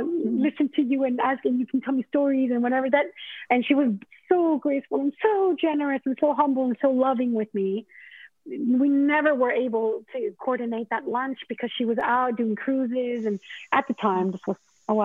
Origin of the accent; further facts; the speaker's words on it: Mexico; moved away as an adult; now in United States; when I came over from Mexico